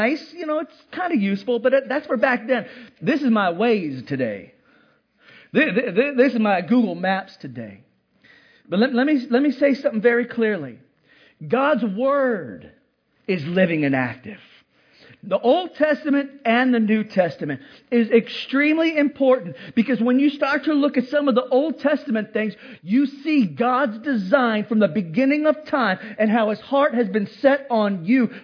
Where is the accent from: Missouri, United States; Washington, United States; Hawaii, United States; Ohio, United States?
Hawaii, United States; moved away; I grew up in Hawaii